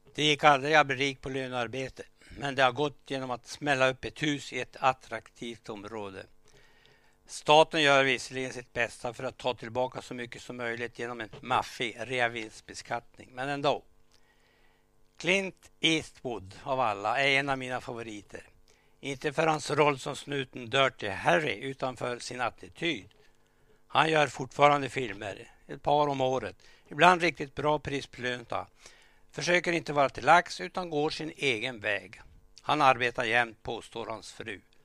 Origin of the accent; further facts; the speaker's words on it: Vilhelmina, Västerbotten County, Sweden; själv växte jag upp i Vilhelmina